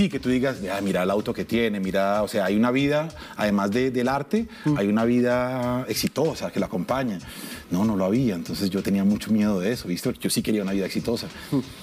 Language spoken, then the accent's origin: Spanish; Soacha, Cundinamarca, Colombia; also born or lived in Bogotá; yo soy Rolo, yo soy suachuno en realidad. Yo crecí en Suacha, hasta los 15 años viví en Suacha, luego me mudé al Galán.